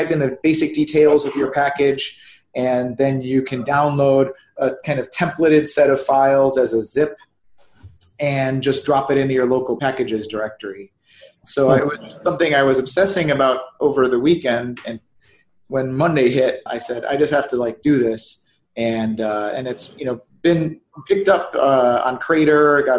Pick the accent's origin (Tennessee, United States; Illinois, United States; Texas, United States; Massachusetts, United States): Illinois, United States; Chicago; I'm from Chicago